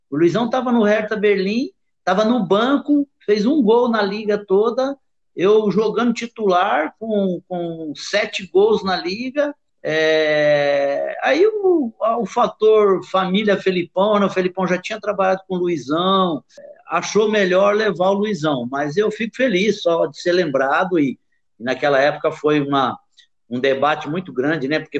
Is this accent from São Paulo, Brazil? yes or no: no; Rio de Janeiro, Brazil; moved away; also born or lived in Frankfurt, Germany; eu saí do Brasil, do Rio de Janeiro, né, na final de, de do Maracanã com 40 graus no Rio, e fui para a Alemanha, para Frankfurt, com menos 10.